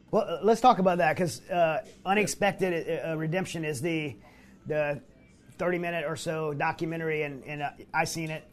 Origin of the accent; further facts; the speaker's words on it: Louisiana, United States; I grew up in Louisiana